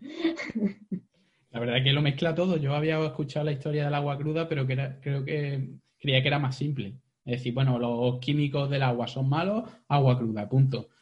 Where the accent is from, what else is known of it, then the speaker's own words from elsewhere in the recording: Jaén, Andalusia, Spain; soy muy de secano, soy de Jaén